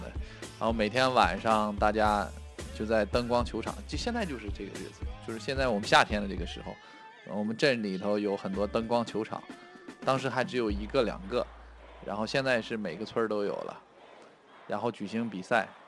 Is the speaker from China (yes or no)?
yes; Shanxi, China; moved away; 我我山西省的啊，呃，山西省体校。